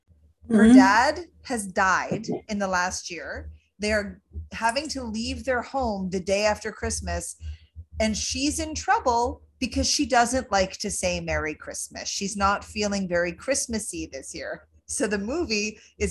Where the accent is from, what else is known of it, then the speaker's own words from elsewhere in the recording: Owen Sound, Ontario, Canada; So Owen Sound in Meaford, it was filmed there, and it was filmed there when I was actually growing up